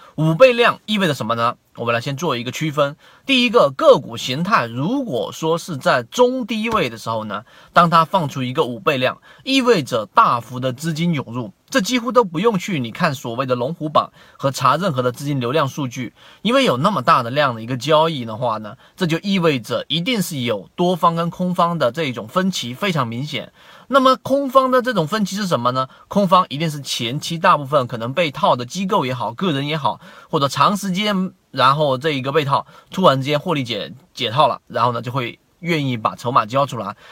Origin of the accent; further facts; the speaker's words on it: China; 我们中国人